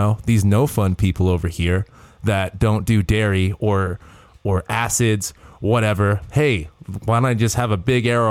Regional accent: United States; We're American

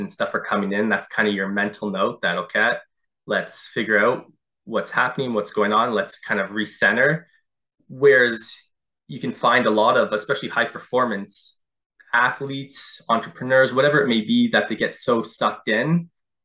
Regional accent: Durham Region, Ontario, Canada; As a kid, I grew up just in the Durham region here in Ontario

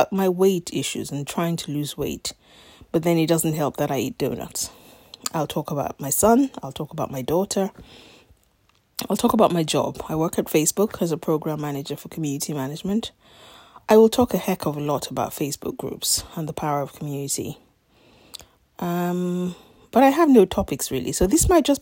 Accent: Nigeria; moved away as an adult; now in London, United Kingdom; I was born in Nigeria in 1972. Stayed there for the first 18 years of my life

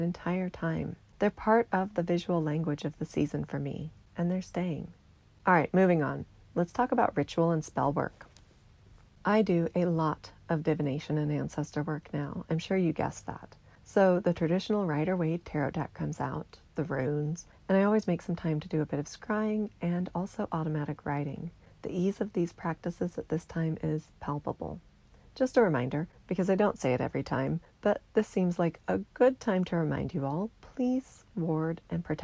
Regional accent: American Southwest, United States; I grew up in the American Southwest, surrounded by these traditions in my own community

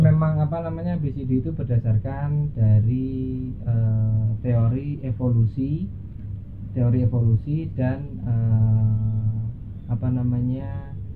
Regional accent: Banyuwangi, East Java, Indonesia; also born or lived in Malang; asal saya dari Banyuwangi

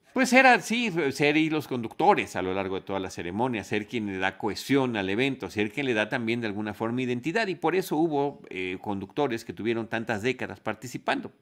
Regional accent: Mexico; somos mexicanos

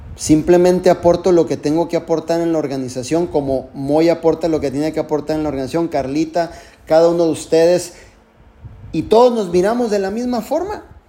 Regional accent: Tijuana, Baja California, Mexico; yo soy mexicano. Nací en Tijuana, Baja California

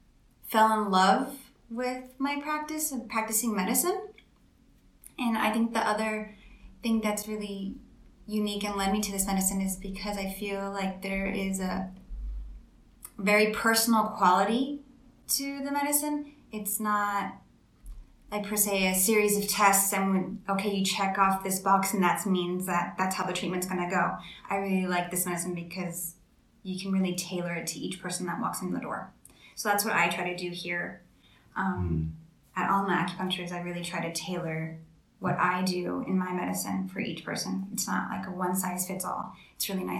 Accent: El Paso, Texas, United States; moved away as an adult; also born or lived in San Antonio, Texas / Utah / Austin, Texas; I'm from here, El Paso, Texas. I actually graduated from Montwood High School

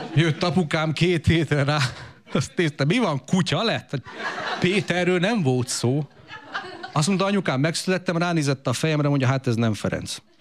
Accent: Romania; én 82-ben születtem, Romániába, kommunizmusba

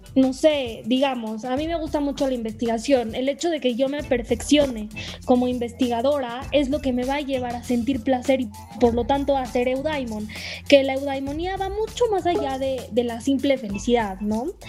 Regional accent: Mexico; somos mexicanos, entonces hablamos en español.

